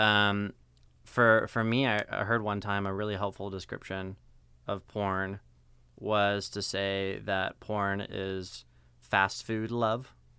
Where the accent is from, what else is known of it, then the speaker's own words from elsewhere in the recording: Seattle, Washington, United States; moved away as an adult; also born or lived in Denver, Colorado / Southern California; now in Fullerton, United States; I was born in Denver, Colorado. Spent ten years there, and then mm moved mm-hmm. to Seattle, Washington. Mm-hmm. It's where they uh, where I spent the most of my significant part of my childhood.